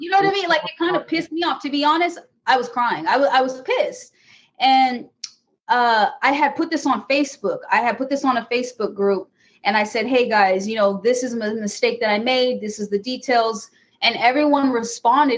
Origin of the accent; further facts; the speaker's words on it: California, United States; moved away as an adult; now in Michigan, United States; I am from California. I moved to Michigan about four years ago